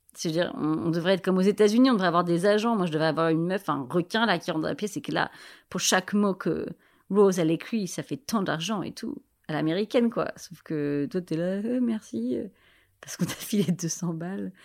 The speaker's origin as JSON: {"language": "French", "town": "Paris", "region": "Île-de-France", "country": "France", "said": "je suis parisienne"}